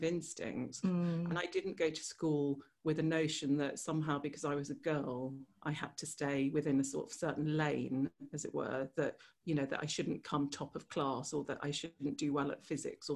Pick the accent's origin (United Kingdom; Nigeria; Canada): United Kingdom; England; there was always this sort of strange fit with being English or being British and being Serbian or being Yugoslav